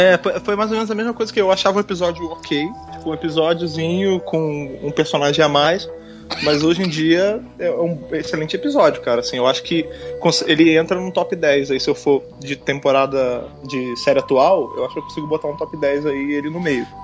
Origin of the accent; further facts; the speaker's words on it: Rio de Janeiro, Brazil; moved away as an adult; now in São Paulo, Brazil; como sou de lá, né, do Rio